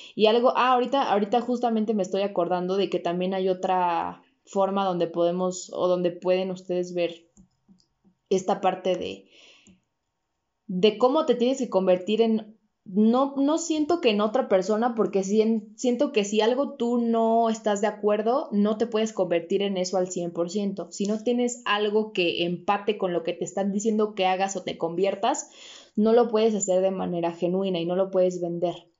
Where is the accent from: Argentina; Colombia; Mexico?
Mexico; como mexicanos